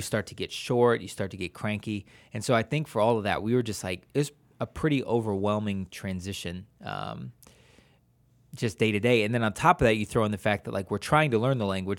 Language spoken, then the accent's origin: English; Wadsworth, Ohio, United States; moved away as an adult; now in San Jose, Costa Rica; we're from Watsworth, Ohio, and then we are living in San Jose, Costa Rica